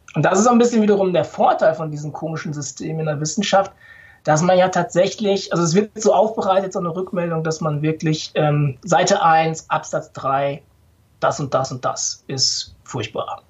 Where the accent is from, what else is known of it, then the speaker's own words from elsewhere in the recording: Ruhr area, North Rhine-Westphalia, Germany; ich bin im Ruhrgebiet geboren, äh, tatsächlich, also auf Kohle geboren